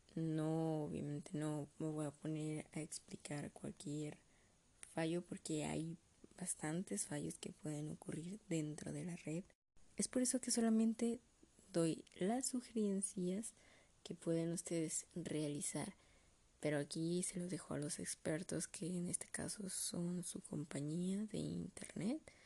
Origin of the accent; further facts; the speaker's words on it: Mexico; como buen mexicano